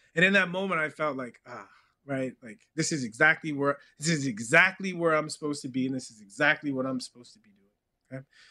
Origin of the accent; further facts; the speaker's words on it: California, United States; moved away as an adult; also born or lived in Texas; growing up in California